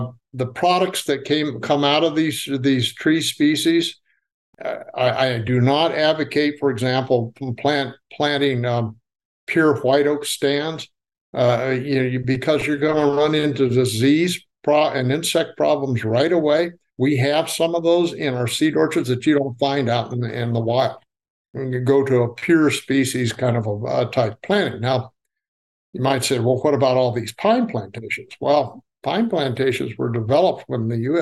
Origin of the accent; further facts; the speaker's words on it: Nebraska, United States; now in Tennessee, United States; I'm from Nebraska, where we had wild plums just lining the roadside